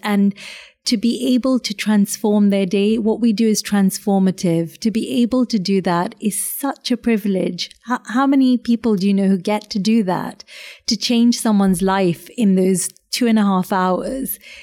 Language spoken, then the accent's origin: English; London, United Kingdom; also born or lived in a warm country abroad; suddenly you're in this very urban, very kind of haggard Southeast London, Kent borders